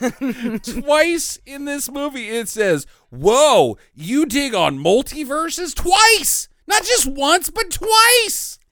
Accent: United States; I'm an American

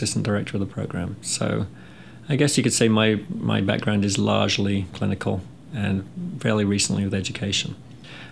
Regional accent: England, United Kingdom; moved away as an adult; also born or lived in California; now in North Carolina, United States; I'm from England, and I graduated from nursing school in the UK back in 86. Came to the US soon after

